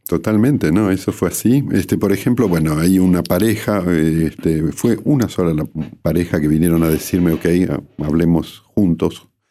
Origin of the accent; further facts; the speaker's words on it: Bariloche, Río Negro, Argentina; moved away as an adult; now in Paris, France; yo crecí en Bariloche desde los 10 años de edad hasta los 27, que fue cuando me fui a estudiar a, Francia y luego me quedé hasta el día de hoy.